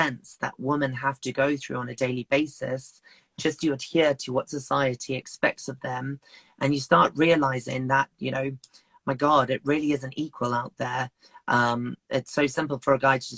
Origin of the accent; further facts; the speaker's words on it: Zimbabwe; now in Kent, United Kingdom; I come from Zimbabwe in Africa originally, and living in Africa where it's illegal to be gay